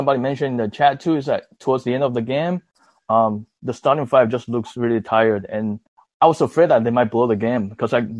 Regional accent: Taiwan; now in Los Angeles, United States; I'm from Taiwan, but I live in LA.

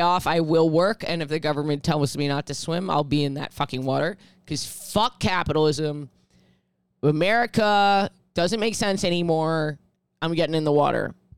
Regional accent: New York City, New York, United States; I grew up in New York City

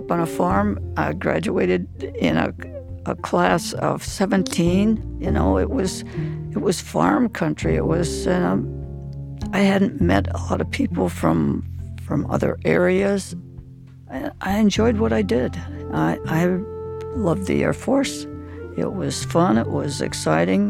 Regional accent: Scranton, Pennsylvania, United States; I was born in 1927 in Scranton, Pennsylvania

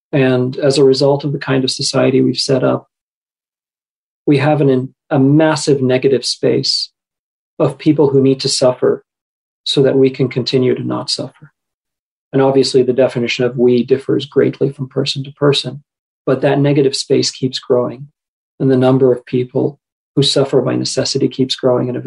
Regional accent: Qatar; I grew up in Qatar uh, at the time, and I suspect this is still the case today. 90% of the population of Qatar is non Qatari.

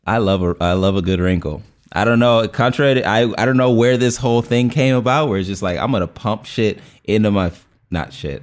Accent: United States; I am American

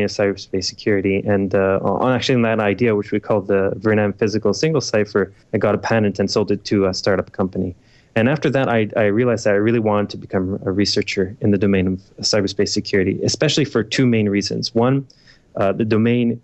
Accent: Toronto, Ontario, Canada; moved away as an adult; now in Israel; I came from Toronto, Canada. I was born there, and I moved to Israel when I was about 18 years old

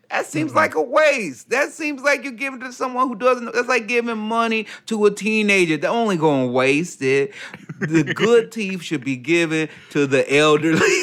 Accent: Chicago, Illinois, United States; the Chicago Bulls, my hometown mm-hmm. team.

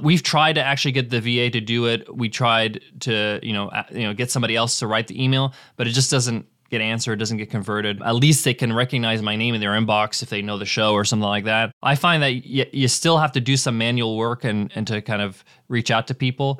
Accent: United States; I was born in the States

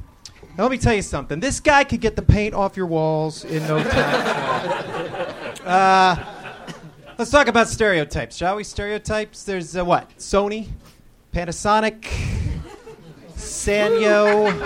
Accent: Marblehead, Massachusetts, United States

